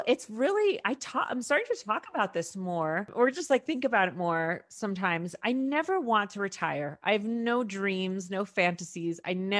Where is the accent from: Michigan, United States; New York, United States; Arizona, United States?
New York, United States; New York City; first language Spanish; I was born in Harlem and was raised for the first 7 years in Washington Heights. So I pretty much only spoke Spanish. So I had family. I'm mixed.